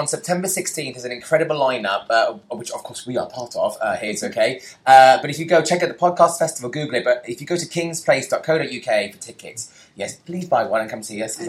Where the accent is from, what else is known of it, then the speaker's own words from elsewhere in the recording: London, United Kingdom; I, as a Londoner